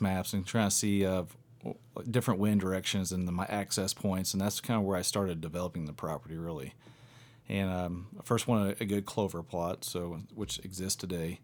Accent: near Evansville, Southwest Indiana, United States; I'm from Southwest Indiana, just outside of Evansville, Indiana. And I came from, um, a, a small town, and grew up hunting.

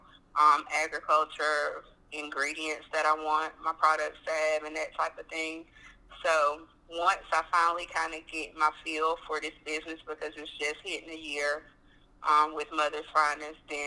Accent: North Carolina, United States; I'm from North Carolina, and I'm actually a farmer here

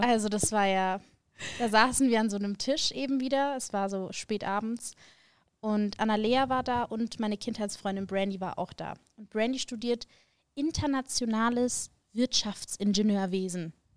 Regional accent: Augsburg, Bavaria, Germany; moved away as an adult; now in Munich, Germany; ich bin geboren in Augsburg, das ist nicht ganz so weit von München.

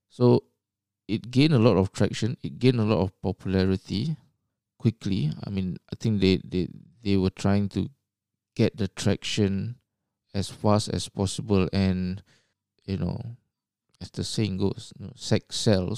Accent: Singapore; moved away as an adult; now in Australia; I was born in Singapore. and, uh, grew up there

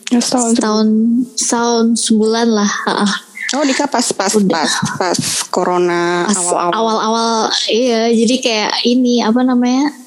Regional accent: Malang, East Java, Indonesia; now in Jakarta, Indonesia; Aku aku aku tuh aslinya orang Malang. Mm-hmm. Cuman sekarang lagi stay di Jakarta karena ikut mm-hmm. suami

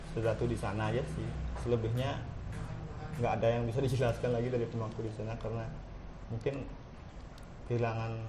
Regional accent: Wangaya Gede, Bali, Indonesia; Tapi yang aku tahu cuma di di di Wangayu Gede ya sih di desaku.

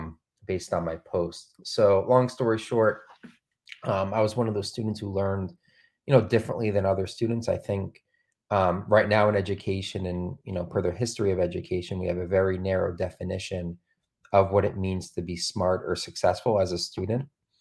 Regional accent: Trumbull, Connecticut, United States; I was one of those students, growing up in Trumbull, Connecticut.

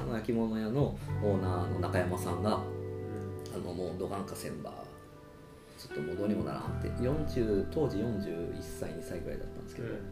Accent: Arita, Saga, Japan; moved away as an adult; もともと有田出身なんですけど

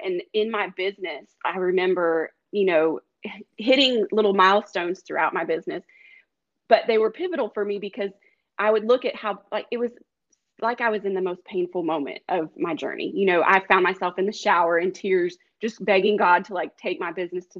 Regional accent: the West, United States; And a lot of them were mailed out because I'm not from Georgia. I'm from all over out west.

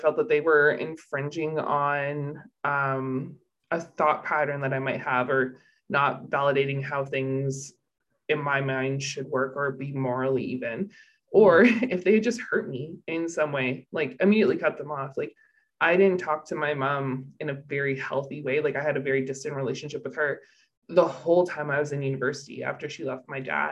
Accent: Canada; I'm Canadian

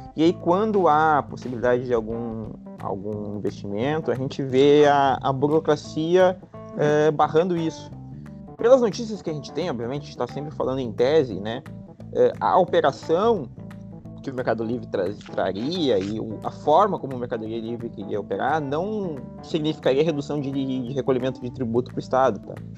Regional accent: Rio Grande do Sul, Brazil; todos nós aqui falando somos, somos gaúchos

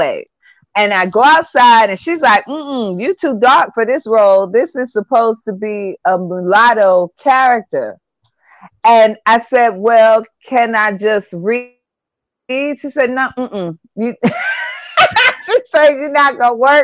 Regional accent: Asheville, North Carolina, United States; also born or lived in Wilmington, Delaware; I am from Asheville, North Carolina. So I was actually born in Delaware, but the majority of my formative years were in Asheville

